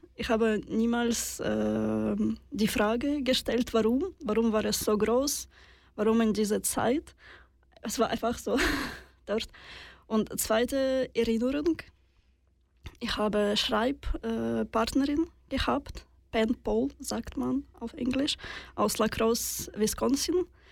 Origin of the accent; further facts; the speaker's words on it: Russia; German is a second language; now in Switzerland; ich bin in Russland geboren